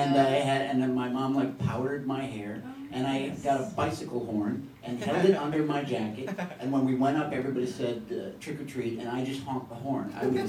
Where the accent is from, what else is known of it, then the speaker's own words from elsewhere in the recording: New York City, New York, United States; a Manhattanite, lifelong.